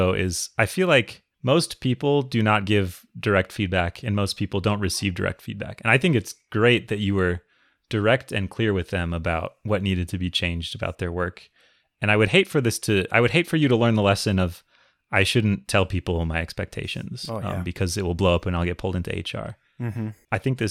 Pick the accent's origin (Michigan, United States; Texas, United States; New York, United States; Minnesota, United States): Minnesota, United States; I grew up in Minnesota.